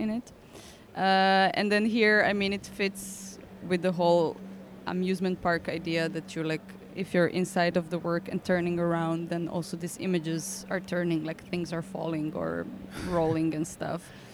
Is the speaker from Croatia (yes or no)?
yes; Zagreb, City of Zagreb, Croatia; English is a second language; moved away; I'm from Zagreb, but that's not on the seaside